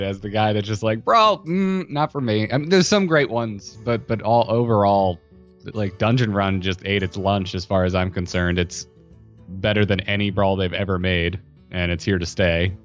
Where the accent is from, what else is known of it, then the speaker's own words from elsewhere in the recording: Florida, United States; I grew up in Florida